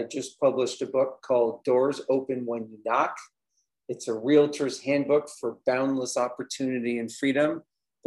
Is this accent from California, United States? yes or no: yes; Los Angeles, California, United States; also born or lived in New York City; now in Denver, United States; I currently reside in Denver, Colorado, although I'm originally from Los Angeles